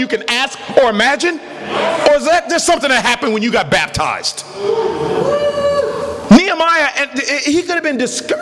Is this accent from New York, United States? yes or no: no; Portland, Oregon, United States; my hometown, Portland, Oregon